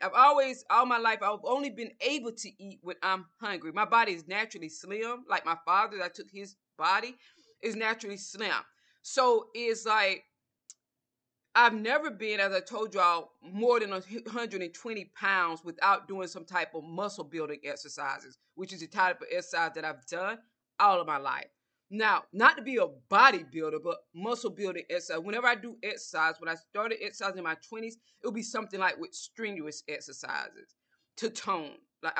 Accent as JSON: {"language": "English", "region": "the South", "country": "United States", "said": "Breakfast for me, because I'm from the South, I would always have a bowl of grits with butter and salt, a banana."}